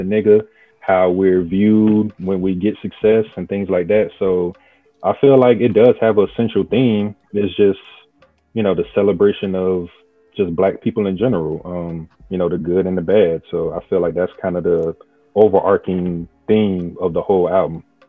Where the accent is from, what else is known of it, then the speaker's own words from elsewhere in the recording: South Carolina, United States; I'm from South Carolina.